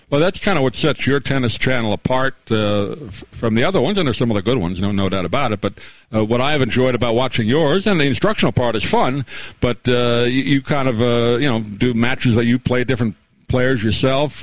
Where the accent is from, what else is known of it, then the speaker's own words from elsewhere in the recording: New York, United States; I grew up in New York